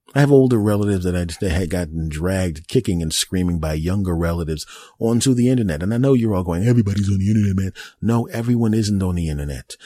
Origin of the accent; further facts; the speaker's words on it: United States; the great old U S A, my home country